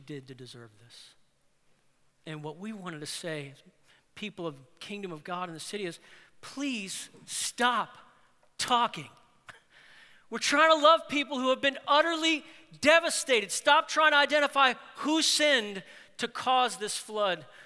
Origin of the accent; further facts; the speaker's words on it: New Orleans, Louisiana, United States; I'm from New Orleans. I was born in New Orleans, and I lived in New Orleans.